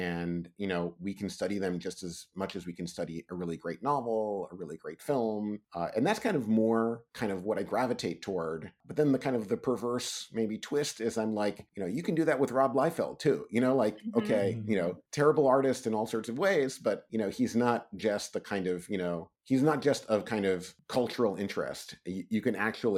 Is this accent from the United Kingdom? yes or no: no; New York, United States; I grew up in New York